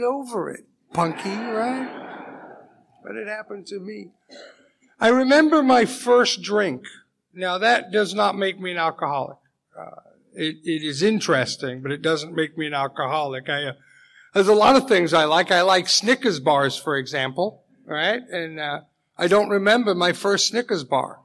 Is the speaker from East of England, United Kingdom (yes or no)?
no; Leeds, Yorkshire and the Humber, United Kingdom; I was born actually in England in a small city called Leeds, about 200 miles straight north of London